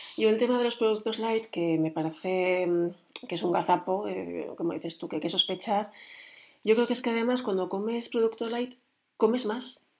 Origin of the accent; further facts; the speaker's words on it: Spain; los que somos eh, españoles